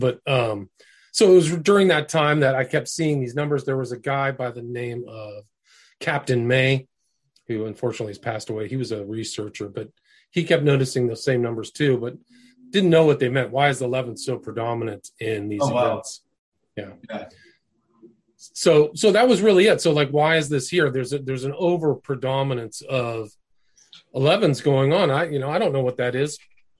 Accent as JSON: {"language": "English", "region": "California", "country": "United States", "also_born_or_lived": "Nebraska", "said": "I was from California. I was born in Nebraska"}